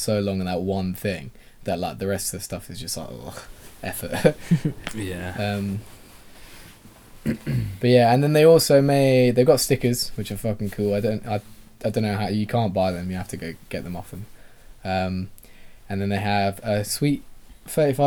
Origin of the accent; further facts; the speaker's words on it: England, United Kingdom; we're English